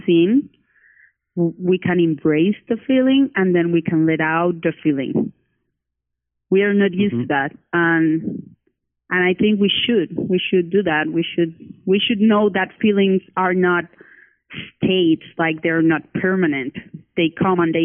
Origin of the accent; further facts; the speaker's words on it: Cali, Valle del Cauca, Colombia; now in Bogota, Colombia; I live in Bogota, Colombia, but my family and I was born in Cali, Colombia.